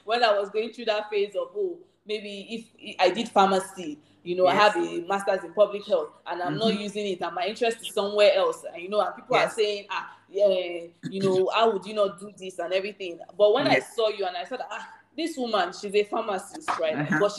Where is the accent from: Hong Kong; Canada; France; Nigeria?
Nigeria; I'm still a Nigerian to my bone